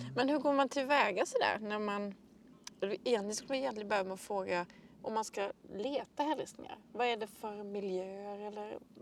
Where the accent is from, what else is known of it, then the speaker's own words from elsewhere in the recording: Möckleryd, Blekinge, Sweden; jag växte upp i Möckleryd eh, som ligger ganska i mitten centralt på halvön